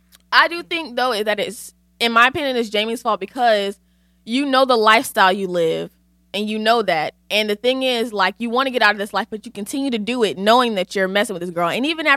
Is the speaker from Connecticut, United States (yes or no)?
yes; Connecticut, United States; And I'm from Connecticut, by the way. My cousin used to go to church in Stanford and I lived at that mall.